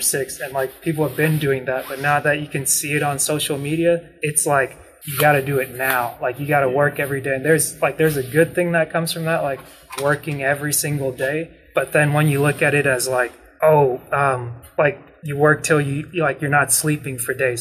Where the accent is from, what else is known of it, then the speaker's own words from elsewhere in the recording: Dalton, Georgia, United States; I grew up in Dalton